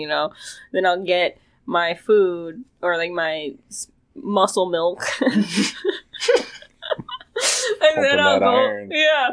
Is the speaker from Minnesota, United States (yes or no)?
yes; Minnesota, United States; moved away as an adult; also born or lived in Austin, Texas; I'm from Minnesota originally, but I moved back just this year. Been gone for like 10 years